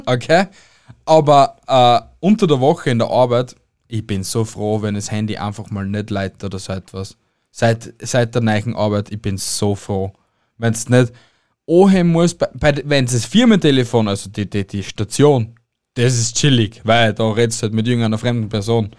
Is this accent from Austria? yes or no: yes; Austria; bei uns in Österreich